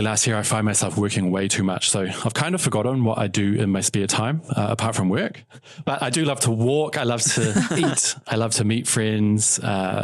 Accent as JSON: {"language": "English", "country": "New Zealand", "tie": "born or raised there", "moved": "as an adult", "lives_now": "Shanghai, China", "said": "I remember in summer in New Zealand, walking home from school"}